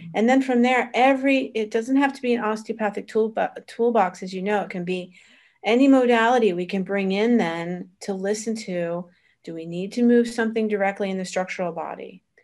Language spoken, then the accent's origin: English; Florida, United States; moved away as an adult; also born or lived in Vermont / Boston; now in Italy; originally born in Vermont, raised in, uh, Florida, college in Boston.